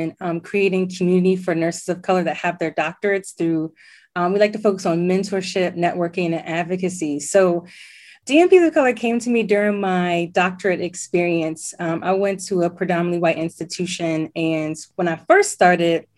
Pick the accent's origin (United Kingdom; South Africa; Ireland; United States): United States; Alexandria, Virginia; So I was born in Alexandria, Virginia, and I still live in Alexandria, Virginia. So okay. I didn't go too far away.